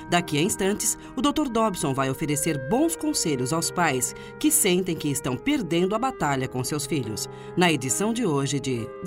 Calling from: Capanema, Brazil; Bom dia, eu sou aqui de Capanema.

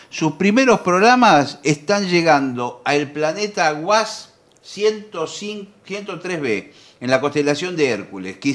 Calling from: Lanús, Buenos Aires Province, Argentina; Hola muchachos … de Lanús.

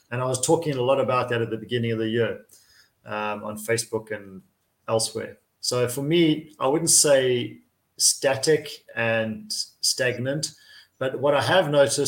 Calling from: Szentendre, Pest, Hungary; coming to you from Szentendre in Hungary, Central Europe

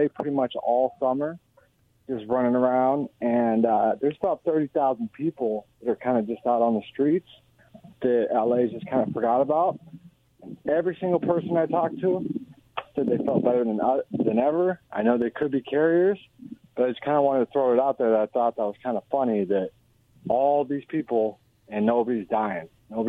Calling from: Pasco, Washington, United States; I'm calling from Pasco.

